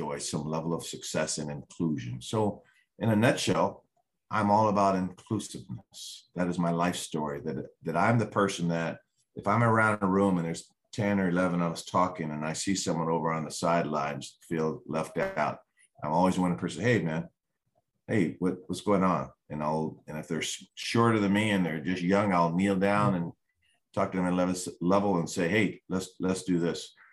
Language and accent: English; Seattle, Washington, United States; I grew up in the Central District